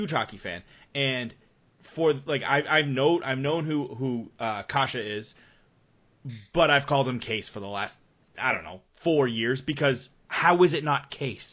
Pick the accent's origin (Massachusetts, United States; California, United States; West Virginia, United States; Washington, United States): Massachusetts, United States; Boston; all of us are obviously from the Boston area